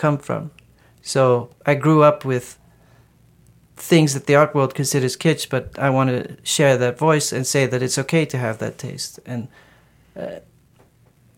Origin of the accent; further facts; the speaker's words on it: Netherlands; moved away; I grew up in the Netherlands